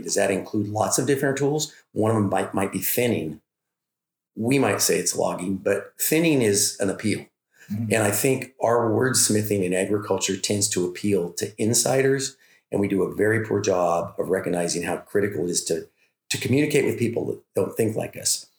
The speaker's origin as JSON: {"language": "English", "town": "Oroville", "region": "California", "country": "United States", "tie": "born or raised there", "said": "we're from Butte County, California. I actually ranch. Hometown is Oroville"}